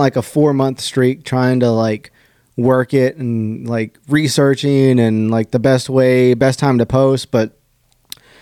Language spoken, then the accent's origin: English; Texas, United States; I'm from Texas